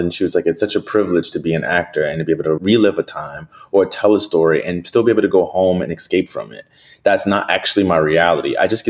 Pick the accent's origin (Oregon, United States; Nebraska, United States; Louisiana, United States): Louisiana, United States; New Orleans; My life, I'm from New Orleans. I eat crawfish. I eat red beans every Monday.